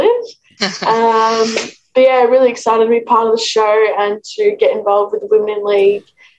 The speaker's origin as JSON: {"language": "English", "town": "Melbourne", "region": "Victoria", "country": "Australia", "said": "I'm from Melbourne"}